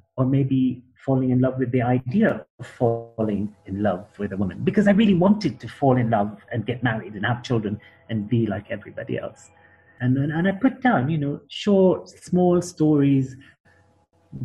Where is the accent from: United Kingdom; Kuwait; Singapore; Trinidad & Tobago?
Kuwait; moved away; also born or lived in Jordan / Palestine; I was born in Kuwait, but I'm not Kuwaiti